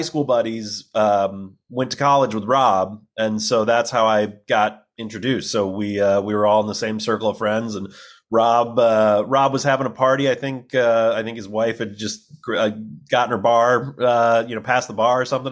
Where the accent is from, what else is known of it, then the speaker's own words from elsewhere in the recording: Illinois, United States; moved away as an adult; also born or lived in Texas; now in Los Angeles, United States; I grew up in Illinois